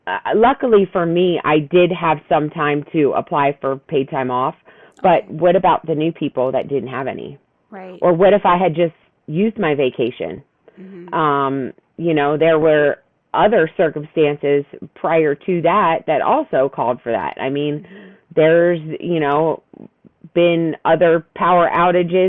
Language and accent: English; Pennsylvania, United States; moved away as an adult; now in Texas, United States; I'm originally from Pennsylvania